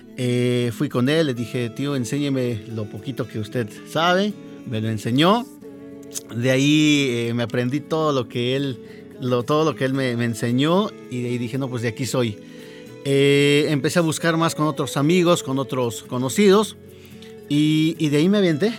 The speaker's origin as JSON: {"language": "Spanish", "town": "Chignautla", "region": "Puebla", "country": "Mexico", "tie": "born or raised there", "also_born_or_lived": "Teziutlán, Puebla / Tulancingo, Hidalgo", "moved": "as an adult", "lives_now": "Hidalgo, Mexico", "said": "yo soy de Chignautla, pero me siento también tesioteco porque pues prácticamente ahí empecé con esto de la música"}